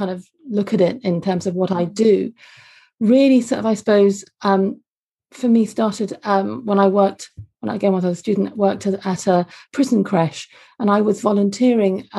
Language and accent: English; London, United Kingdom; also born or lived in Glasgow, Scotland; You can't tell from my Scottish accent, but I was born and brought up for the first 3-4 years of my life actually in Glasgow. And then sadly my parents divorced and I moved down to London with my mum